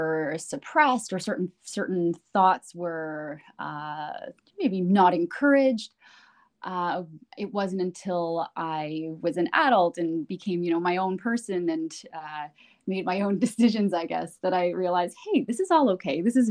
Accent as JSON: {"language": "English", "country": "Canada", "tie": "born or raised there", "said": "I was born and raised in Canada"}